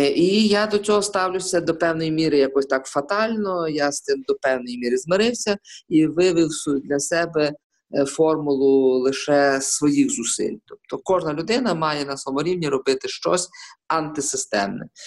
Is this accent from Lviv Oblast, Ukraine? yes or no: yes; Lviv, Lviv Oblast, Ukraine; я, як львів'янин, е, інколи взагалі е, своїм капіталом вважаю власне свою львівськість.